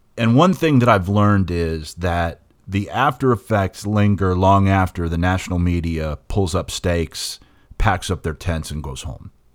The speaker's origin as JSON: {"language": "English", "region": "West Virginia", "country": "United States", "tie": "born or raised there", "said": "growing up in West Virginia informs everything that I do, everything that I am. It's it's being a West Virginian is is woven into my personal DNA."}